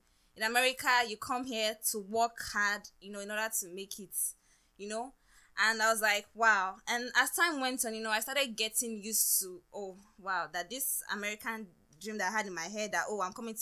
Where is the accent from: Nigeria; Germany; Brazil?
Nigeria; now in United States; growing up in Nigeria